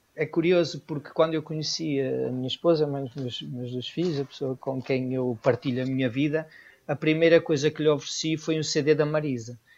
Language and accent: Portuguese; Portugal; also born or lived in Venezuela; eu não nasci em Portugal, Sou filho de pais imigrantes, como tantos portugueses